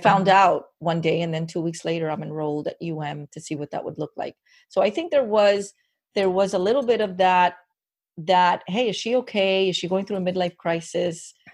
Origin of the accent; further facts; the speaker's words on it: Miami, Florida, United States; born and raised in Miami